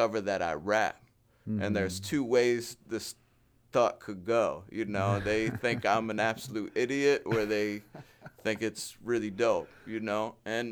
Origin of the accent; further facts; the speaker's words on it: Frederick, Maryland, United States; moved away as an adult; now in Hagerstown, United States; I'm from Frederick